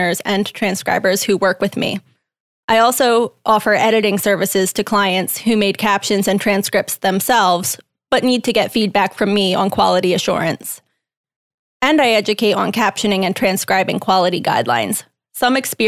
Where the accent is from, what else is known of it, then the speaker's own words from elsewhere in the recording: Russia; first language Russian; English is a second language; moved away as an adult; I'm originally from Russia, so my first language is Russian.